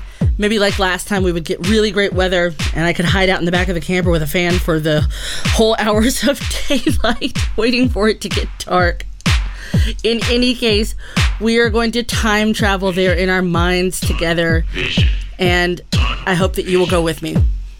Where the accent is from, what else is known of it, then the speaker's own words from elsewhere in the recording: United States; I'm from America